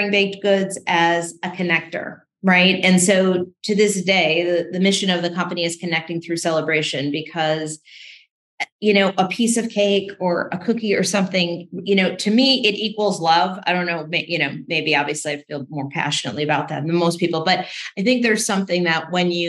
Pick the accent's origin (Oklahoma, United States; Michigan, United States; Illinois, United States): Illinois, United States; Chicago; I grew up in the Midwest, and the story starts in Chicago.